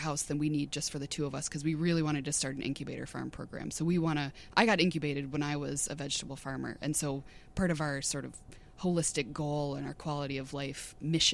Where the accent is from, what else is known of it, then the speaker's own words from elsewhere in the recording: Coon Rapids, Minnesota, United States; also born or lived in Houston County, Minnesota; I grew up in the suburbs. I'm from Coon Rapids